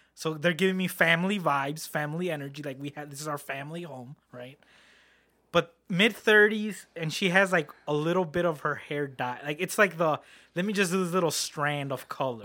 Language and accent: English; Harvey, Illinois, United States; I grew up in Harvey world